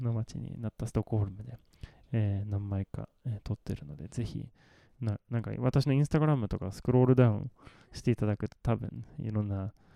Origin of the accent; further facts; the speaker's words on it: Malmö, Skåne, Sweden; Japanese is a second language; moved away; 私の生まれ育ったマルメっていう町です